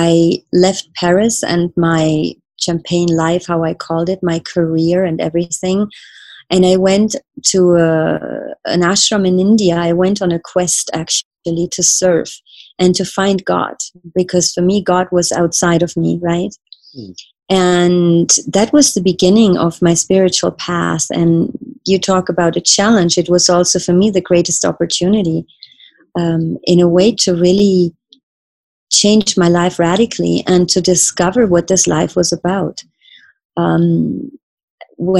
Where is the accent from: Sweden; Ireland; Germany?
Germany; I grew up in Germany